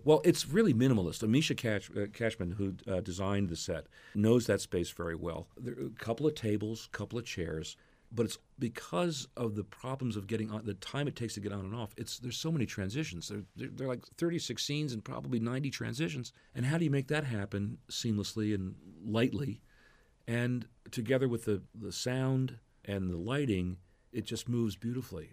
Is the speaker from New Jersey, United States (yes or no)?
yes; New Jersey, United States; moved away as an adult; also born or lived in Manhattan, New York; now in Washington, D.C., United States; I grew up in New Jersey, studied in Montclair State, moved into Manhattan